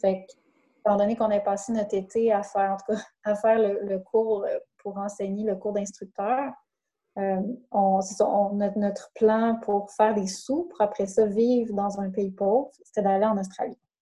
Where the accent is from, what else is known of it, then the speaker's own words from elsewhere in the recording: Saguenay, Quebec, Canada; moved away; je viens du Saguenay